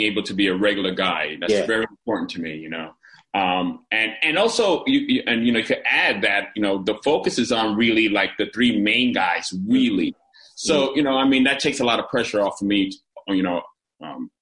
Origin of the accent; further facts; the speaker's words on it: New York City, New York, United States; also born or lived in New Jersey; I grew up in Chelsea, like where Madison Square Garden is